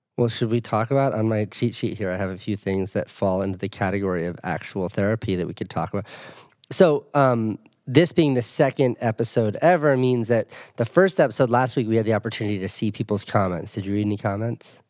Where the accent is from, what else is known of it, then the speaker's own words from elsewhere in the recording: New England, United States; also born or lived in Boston; I'm from New England. I went to, I lived, used to live in Boston